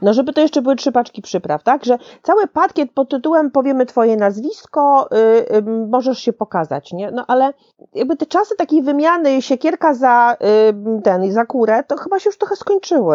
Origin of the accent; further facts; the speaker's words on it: Szczecin, West Pomeranian Voivodeship, Poland; now in Warsaw, Poland; w Szczecinie rzadko, bo rzadko, ale też bywam w końcu, to prawie, że moje rodzinne miasto